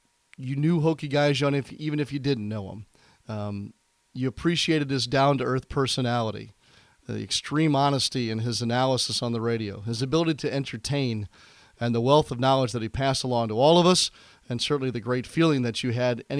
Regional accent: St. Louis, Missouri, United States; growing up in St. Louis.

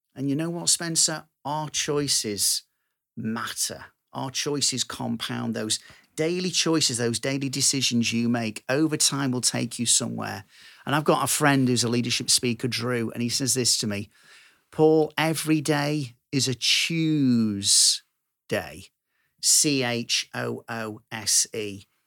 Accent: Manchester, North West England, United Kingdom; I'm this down-to-earth Manchester lad

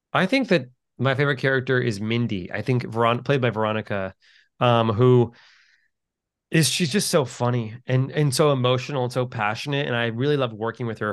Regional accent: New York City, New York, United States; I'm from New York City.

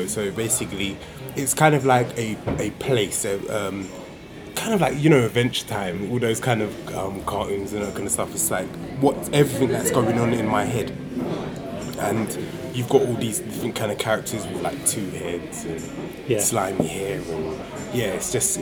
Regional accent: London, United Kingdom; I'm from South London. Obviously, grew up in Forest Hill, well, Lewisham, then Forest Hill and Catford

